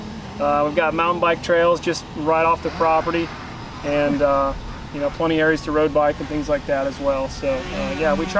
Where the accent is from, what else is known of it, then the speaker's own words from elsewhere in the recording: Indiana, United States; moved away; also born or lived in Minnesota; I grew up in Indiana, which gets winter, it gets cold